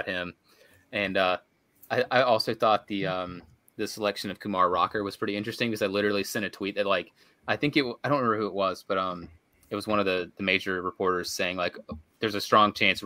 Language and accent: English; Virginia, United States; I'm from Virginia